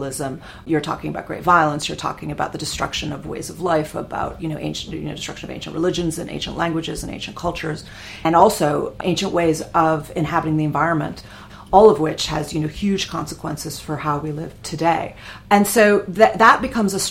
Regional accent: United States; my sense of myself as an American

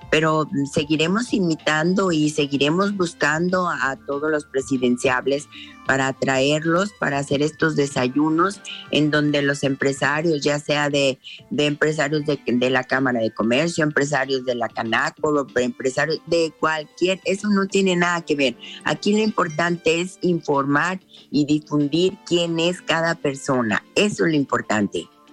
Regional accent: Jalisco, Mexico; nuestro Jalisco

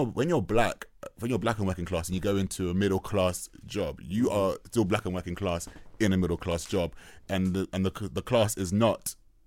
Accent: London, United Kingdom; accent: South London; where are you from? And I was like, oh yeah, Northwest London. They're like, oh, you got a really South London voice.

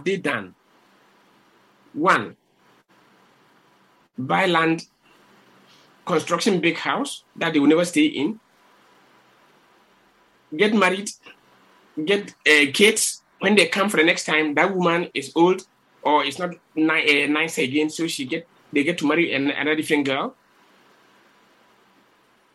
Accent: Ghana; moved away as an adult; now in Spain; I'm quite lucky to have lived in the Ghana, and being a Ghanaian, we have values

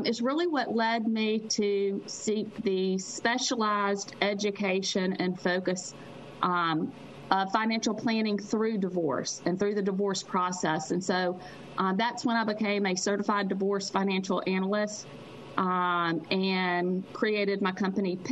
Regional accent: Mississippi, United States; I am from Mississippi

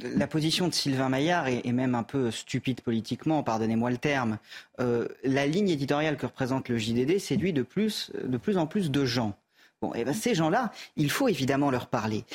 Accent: France; je suis un Français comme les autres

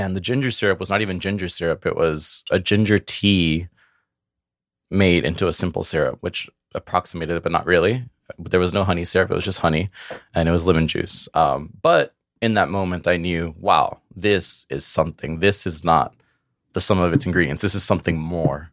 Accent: Brownsville, Texas, United States; I was born and raised in South Texas in a city called Brownsville.

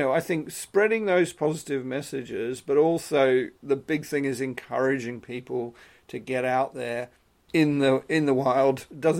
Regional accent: Australia; now in United Kingdom; I'm originally Australian, so I've been in the UK altogether about 20 years.

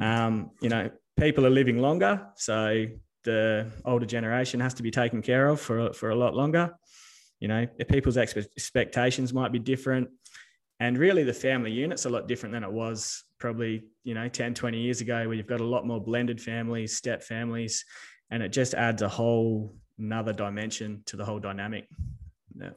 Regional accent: Telfer, Western Australia, Australia; also born or lived in Darwin / Northam; I was born in Darwin. Me uh, my old man moved around a bit. Um, grew up in Telfer, which is um, basically in the middle of the sandy desert.

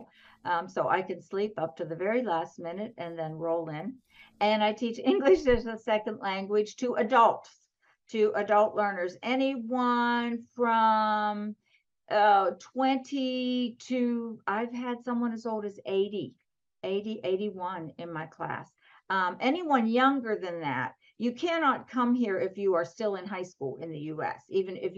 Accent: southwestern Pennsylvania, United States; now in Atlanta, United States; I grew up in a small town in southwestern Pennsylvania.

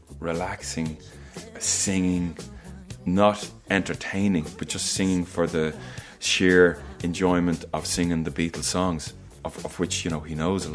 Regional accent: Dublin, Leinster, Ireland; I'm from Crumlin, you know.

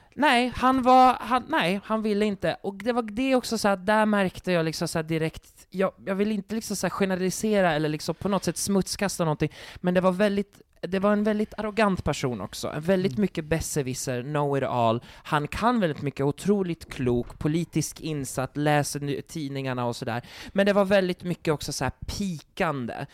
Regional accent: Sweden; jag är från Sverige

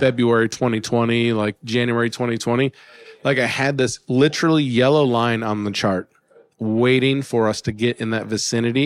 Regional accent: Alaska, United States; I grew up in Alaska

